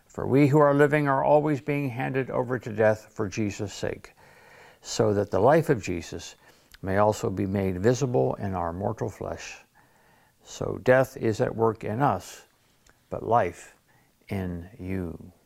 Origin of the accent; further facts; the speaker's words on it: Detroit, Michigan, United States; now in Sarasota, United States; I grew up in Detroit